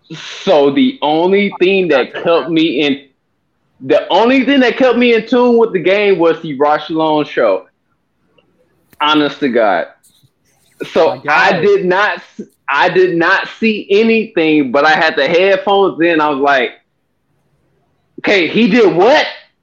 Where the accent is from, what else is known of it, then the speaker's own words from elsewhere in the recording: Texas, United States; moved away as an adult; now in California, United States; I grew up in Texas, but I moved to California in 2020.